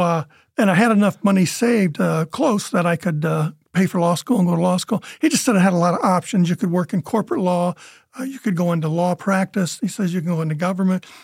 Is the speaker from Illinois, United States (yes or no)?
no; Churubusco, Indiana, United States; I grew up in Churubusco